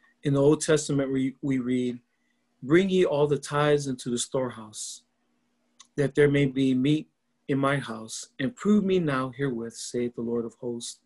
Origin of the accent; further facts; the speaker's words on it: Laie, Hawaii, United States; I'm from Laie, Hawaii. It is a small town on the north shore of Oahu.